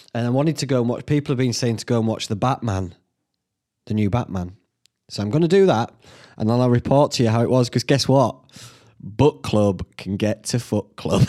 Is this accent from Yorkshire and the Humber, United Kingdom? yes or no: yes; Whitby, Yorkshire and the Humber, United Kingdom; when I were a lad growing up in Whitby